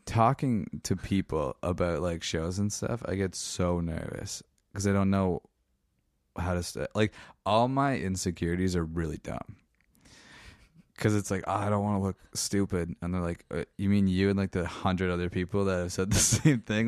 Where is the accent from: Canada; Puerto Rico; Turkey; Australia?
Canada; Meaford, Ontario; in Meeford, where I'm from, I lived about a kilometer away from the military base